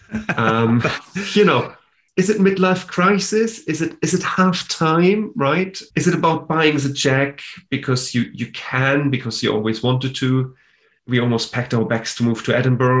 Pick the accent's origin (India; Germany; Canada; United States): Germany; now in United Kingdom; I am from Germany. That's why I'm German.